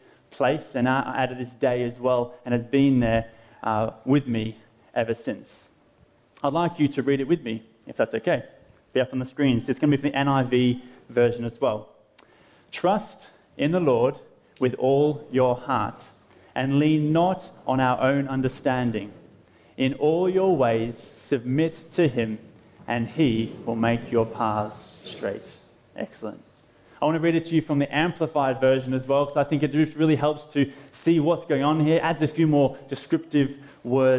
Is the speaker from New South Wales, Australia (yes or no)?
no; Phillip Island, Victoria, Australia; my hometown, Phillip Island, about an hour south of Melbourne in Australia